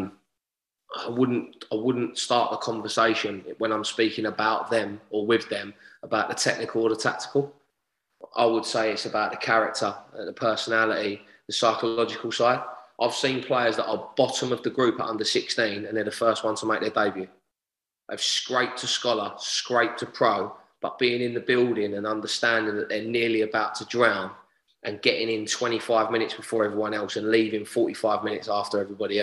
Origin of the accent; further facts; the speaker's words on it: London, United Kingdom; I grew up in Lewisham Borough.